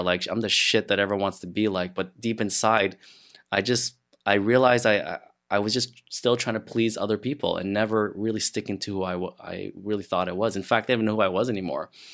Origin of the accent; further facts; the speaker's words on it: Montreal, Quebec, Canada; moved away as an adult; now in Ottawa, Canada; I'm from Montreal. That's where I grew up. And I had just moved to Ottawa a year or so